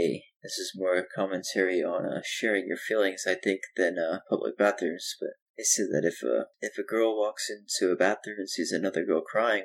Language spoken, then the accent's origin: English; Florida, United States; I'm from Florida